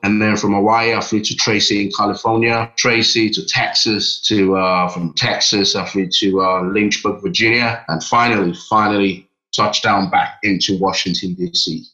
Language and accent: English; Nigeria; moved away as an adult; also born or lived in London, United Kingdom; now in United Kingdom; I was born in London next yeah. to uh, Westminster. And then I at a very young age, moved to Nigeria with my parents and lived there till I was 18.